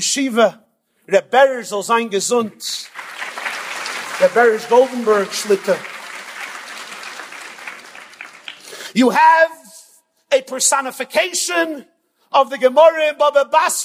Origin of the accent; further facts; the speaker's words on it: New York, United States; I'm from New York.